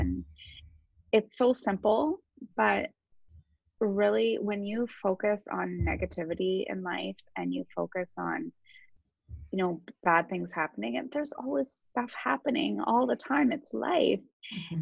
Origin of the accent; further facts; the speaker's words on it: Waterloo, Ontario, Canada; also born or lived in Toronto; I actually grew up in Waterloo